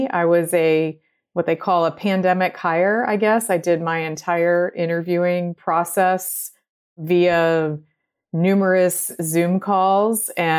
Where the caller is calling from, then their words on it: Chapel Hill, North Carolina, United States; So today I am joining you from Chapel Hill, North Carolina